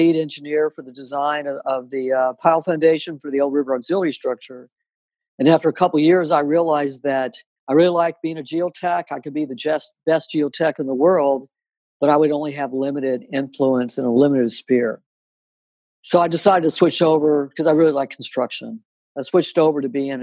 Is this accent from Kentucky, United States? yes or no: yes; Louisville, Kentucky, United States; moved away; I'm originally from Louisville, Kentucky